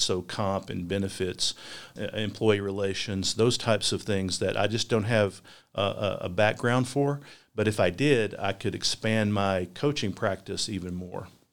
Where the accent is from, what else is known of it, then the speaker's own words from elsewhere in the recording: Hazard, Kentucky, United States; also born or lived in Virginia; now in Richmond, United States; I'm a product of Eastern Kentucky. I grew up in Perry County or Hazard.